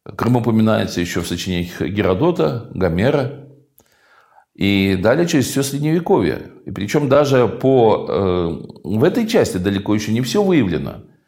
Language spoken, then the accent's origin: Russian; Crimea, Ukraine; мы, современная поколений жителей Крыма